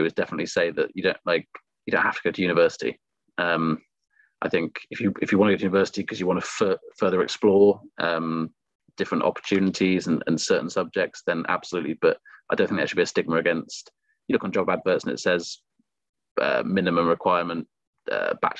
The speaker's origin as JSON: {"language": "English", "town": "Cheltenham", "region": "South West England", "country": "United Kingdom", "tie": "born or raised there", "said": "I grew up in Cheltenham"}